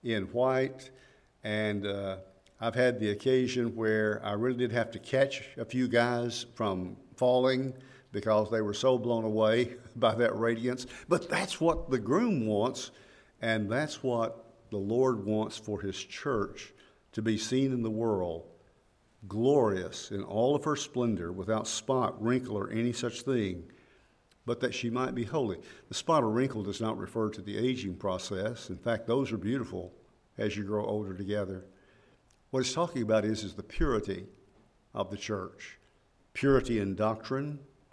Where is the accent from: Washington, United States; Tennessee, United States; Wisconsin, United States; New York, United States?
Tennessee, United States; Woodbury; now in Henderson, United States; growing up in Woodbury